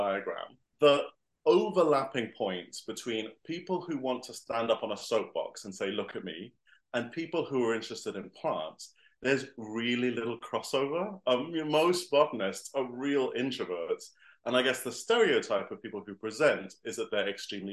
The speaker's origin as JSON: {"language": "English", "country": "Singapore", "tie": "born or raised there", "also_born_or_lived": "Ecuador", "moved": "yes", "lives_now": "London, United Kingdom", "said": "I grew up in Singapore. So, and I've lived to a bunch of different countries since then, places like Ecuador"}